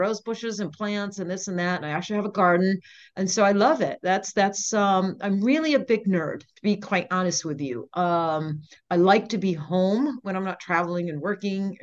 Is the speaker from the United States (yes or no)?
yes; Maine, United States; now in Las Vegas, United States; I grew up in Maine on the coast